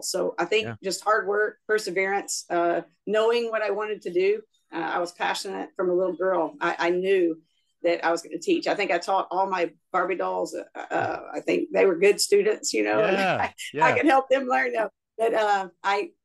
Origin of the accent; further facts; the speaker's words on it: Louisiana, United States; now in Texas, United States; I'm from Louisiana originally.